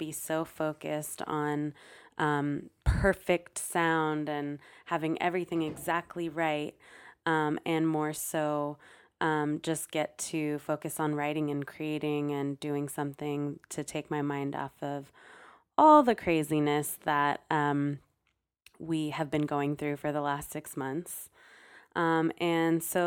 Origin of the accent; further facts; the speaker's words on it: San Francisco, California, United States; born and raised in San Francisco, and I'm still living here